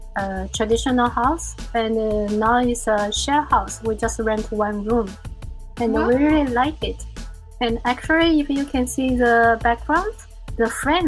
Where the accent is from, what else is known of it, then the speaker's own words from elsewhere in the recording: China; also born or lived in South America; now in Tokyo, Japan; I was born in China, and when I was a kid, we didn't have so many things, and we live in a big family, 10 people.